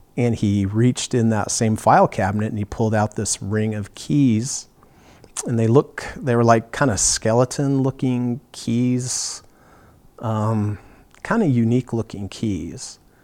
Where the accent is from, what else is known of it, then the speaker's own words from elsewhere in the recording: Ogden, Utah, United States; also born or lived in Fort Ord, California; I was three years old, uh, we moved from Fort Ord, California, up here to Ogden, Utah